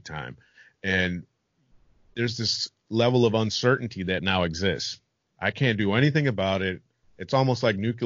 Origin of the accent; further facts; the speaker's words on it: United States; moved away; I'm American